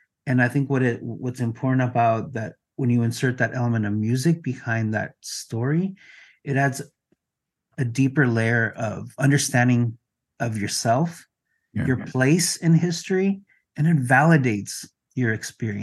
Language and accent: English; Mexico; first language Spanish; English is a second language; I'm from Mexico, English is my second language.